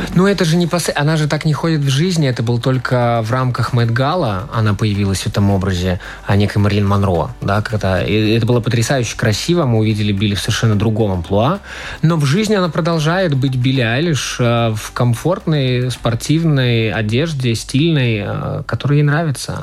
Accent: Latvia; also born or lived in Riga; когда я уже вырос и отправился в Ригу покорять столицу

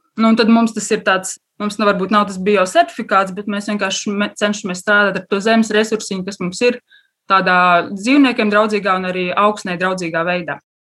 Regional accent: Latvia; es esmu no laukiem, es esmu dzimusi tepat uh, Bauskas pusē, lauksaimnieku ģimenē

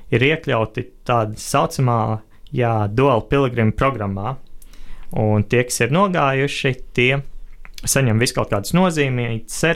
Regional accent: Latvia; es esmu otrais no Latvijas

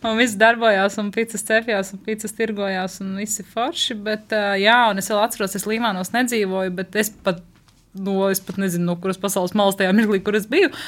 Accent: Riga, Latvia; now in Līvāni, Latvia; Es mm, pati esmu no Rīgas, kur vienmēr bija ziniet, teātris un koncerti un tā.

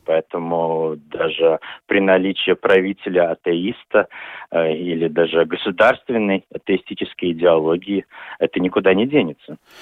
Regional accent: Daugavpils, Latgale, Latvia; я вырос в Даугавпилсе

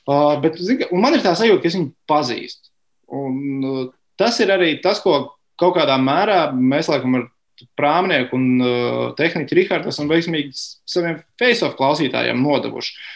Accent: Sigulda, Sigulda Municipality, Latvia; Tiem, klausī, tiem kas klausās, esmu no Siguldas.

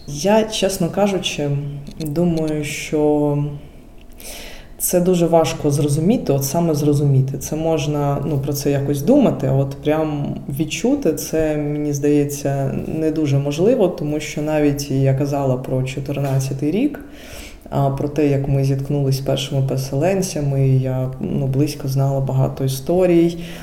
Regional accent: Dnipro, Dnipropetrovsk Oblast, Ukraine; moved away as an adult; now in Germany; я з Дніпра, і цей регіон він був більш російськомовним.

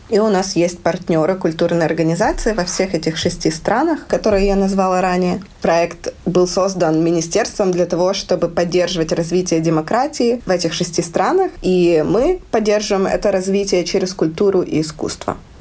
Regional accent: Lviv, Lviv Oblast, Ukraine; moved away as an adult; now in Riga, Latvia; я из Украины, живу в Латвии

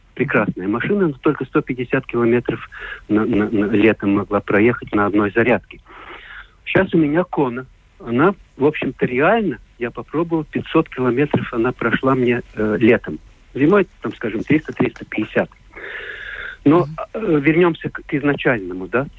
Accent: Latvia; Russian is a second language; я не русский человек, я латыш

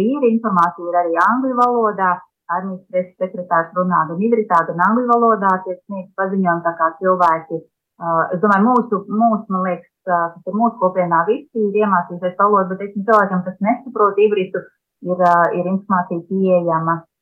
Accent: Latvia; now in Israel; Mēs esam latvieši šeit, bet tā pašā laikā mēs esam pilntiesīgi Izraels iedzīvotāji.

